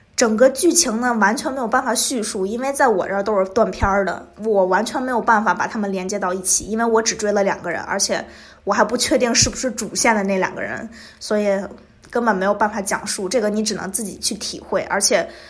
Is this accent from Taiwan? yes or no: no; China; 我是从中国来的